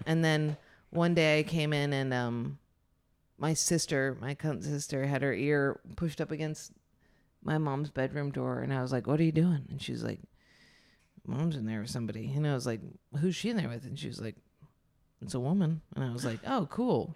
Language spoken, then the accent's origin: English; Ithaca, New York, United States; also born or lived in Lansing, New York; I grew up in Ithaca, which is, like, very liberal